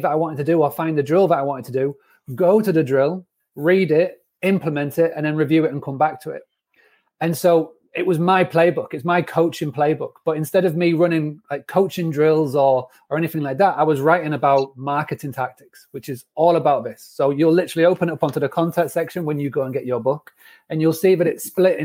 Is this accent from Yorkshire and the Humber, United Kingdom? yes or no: yes; Scarborough, Yorkshire and the Humber, United Kingdom; moved away as an adult; also born or lived in United States; When I was growing up in Scarborough